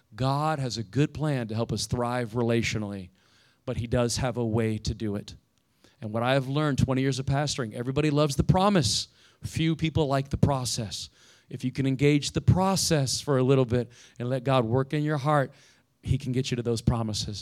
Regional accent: Indiana, United States; now in Fort Lauderdale, United States; I grew up in Indiana.

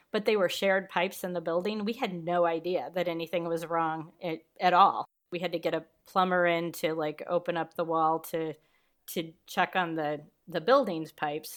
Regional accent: Kewanee, Illinois, United States; moved away; also born or lived in Chicago; I'm from Kewanee. It's about, um, two and a half hours southwest of Chicago

